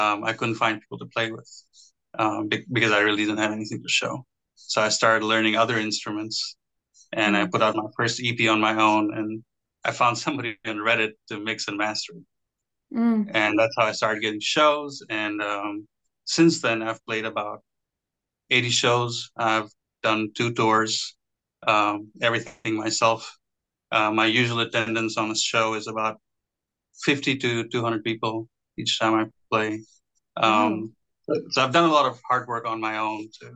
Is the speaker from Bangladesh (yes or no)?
yes; Bangladesh; also born or lived in Texas, United States; now in Los Angeles, United States; I'm Bangladeshi American. It's a small country beside India